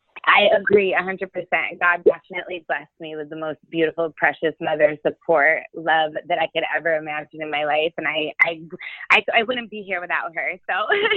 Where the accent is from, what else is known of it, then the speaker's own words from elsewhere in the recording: Rochester, New York, United States; cause I'm from Rochester, New York originally, upstate.